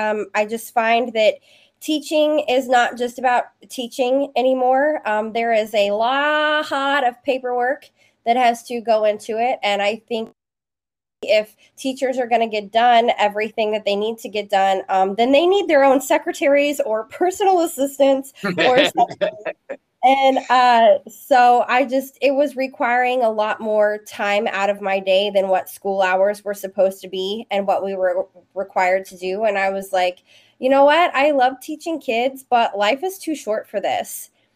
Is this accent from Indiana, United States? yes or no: no; Memphis, Tennessee, United States; now in Dallas, United States; I'm actually originally from Memphis, Tennessee, and I've been here in the Dallas area for probably 10-ish years.